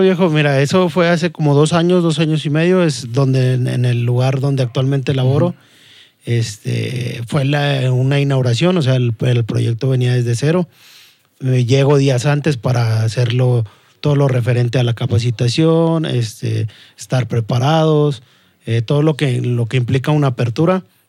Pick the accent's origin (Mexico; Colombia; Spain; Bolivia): Mexico; Saltillo, Coahuila; also born or lived in Mexico City; la jefa se decide regresar para, para acá, para, para Saltillo, y básicamente me considero eh, más norteño que, que, otra cosa. Siempre he vivido aquí, bueno, la, la, mayor parte de mi vida la he vivido aquí, me considero saltillense.